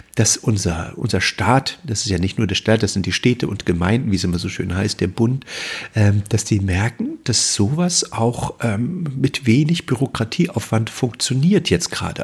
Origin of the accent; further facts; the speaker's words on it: Mecklenburg-Vorpommern, Germany; bei uns in Mecklenburg